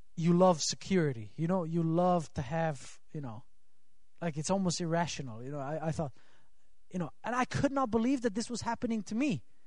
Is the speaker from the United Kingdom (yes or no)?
no; Switzerland; moved away; I'm from Switzerland